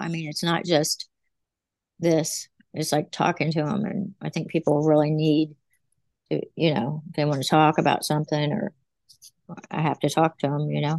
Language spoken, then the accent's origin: English; West Virginia, United States; now in Virginia, United States; I was from West Virginia, and I came here to Virginia